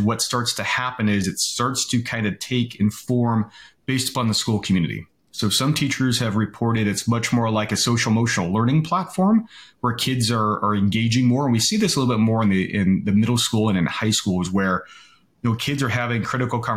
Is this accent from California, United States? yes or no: yes; California, United States; I grew up in California